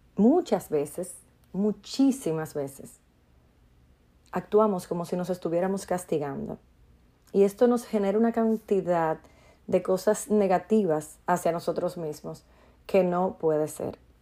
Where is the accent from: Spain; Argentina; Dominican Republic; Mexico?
Dominican Republic; en mi país, República Dominicana